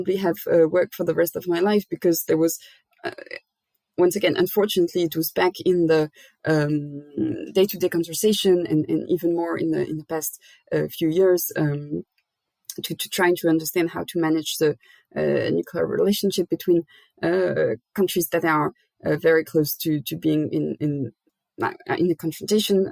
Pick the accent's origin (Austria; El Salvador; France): France; Rouen, Normandy; I was born in Normandy, in France, in the city of Rouen, which is quite close to Paris.